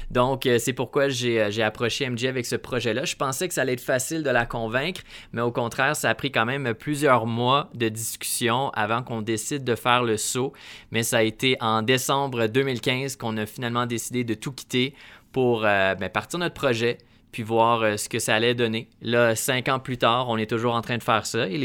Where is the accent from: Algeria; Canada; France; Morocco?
Canada; accent: Canadian